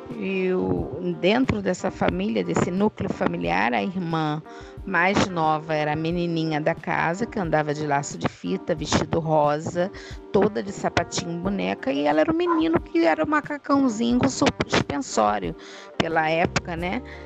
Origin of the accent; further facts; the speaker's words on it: Rio de Janeiro, Brazil; Rio de Janeiro, Copacabana, sexóloga